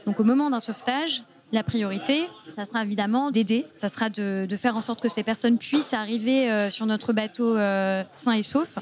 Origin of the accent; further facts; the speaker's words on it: Mediterranean coast, south of France, France; je suis euh, du sud de la France, j'ai grandi au bord de la Méditerranée